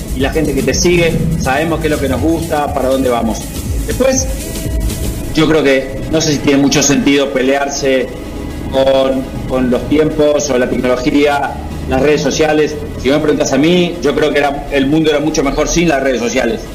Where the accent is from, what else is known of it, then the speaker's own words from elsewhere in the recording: Argentina; moved away; also born or lived in United Kingdom / Barcelona; el lugar donde más cómodo me siento es Argentina